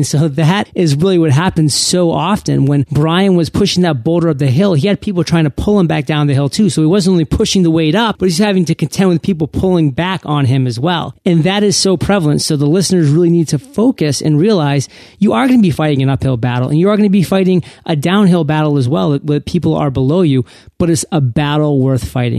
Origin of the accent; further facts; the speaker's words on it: Maine, United States; As I'm from Maine, so I like to use this analogy because it's right on the ocean.